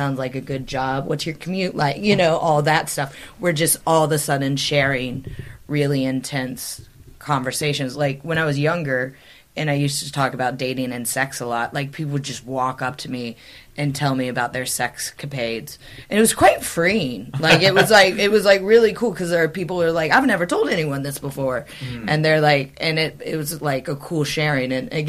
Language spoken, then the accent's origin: English; Midwest, United States; moved away as an adult; now in United Kingdom; naturally I used to have blonde hair and I'm from the Midwest